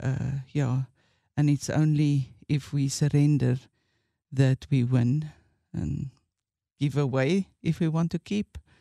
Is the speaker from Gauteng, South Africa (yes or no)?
no; Witbank, Mpumalanga, South Africa; went back to my hometown, and that's Witbank